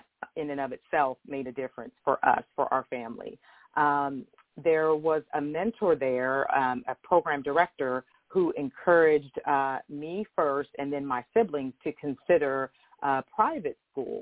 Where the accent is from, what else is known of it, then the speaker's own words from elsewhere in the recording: Denver, Colorado, United States; So I grew up in Denver, Colorado, in what was at that time considered the hood.